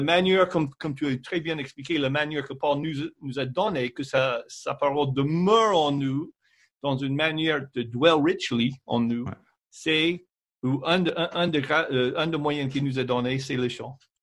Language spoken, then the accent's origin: French; United States; French is a second language; moved away; en tant qu'Américaine